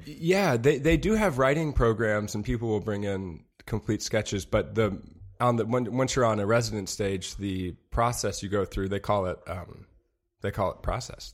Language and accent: English; Madison, Wisconsin, United States; moved away; also born or lived in Chicago; I am from Madison, Wisconsin